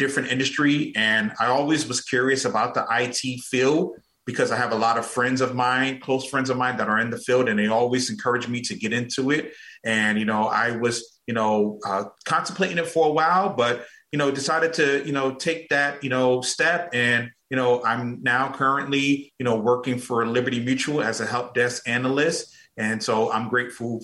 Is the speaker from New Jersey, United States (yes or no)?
yes; Newark, New Jersey, United States; moved away as an adult; now in Atlanta, United States; I am originally from Newark, New Jersey, and, you know, back in 2009, I migrated to Atlanta, Georgia